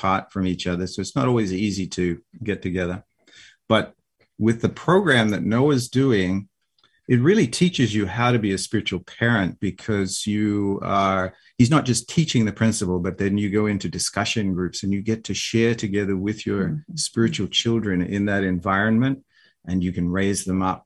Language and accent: English; Australia; now in United States; I have a little accent my wife doesn't have an accent, but, you know, I say, oh, I'm from Australia